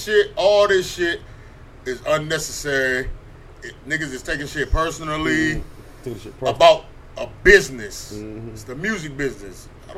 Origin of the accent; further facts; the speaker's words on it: East Coast, United States; I'm from the East Coast.